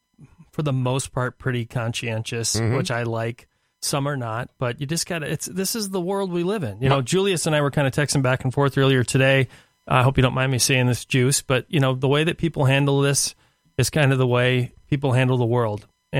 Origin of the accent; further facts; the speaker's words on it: Ireland; I am Irish.